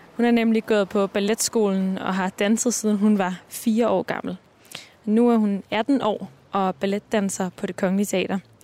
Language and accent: Danish; Copenhagen, Capital Region of Denmark, Denmark; Jeg er vokset op på Vesterbro